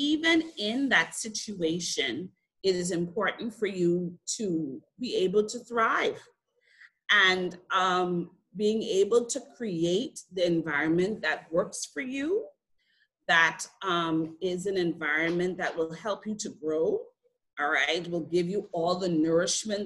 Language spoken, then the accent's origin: English; Freeport, Grand Bahama, Bahamas; I grew up in Freeport, Grand Bahama